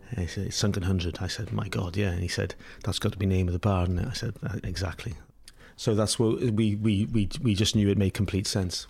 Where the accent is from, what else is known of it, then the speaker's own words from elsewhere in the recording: Pembrokeshire, Wales, United Kingdom; moved away as an adult; now in New York, United States; growing up in Pembrokeshire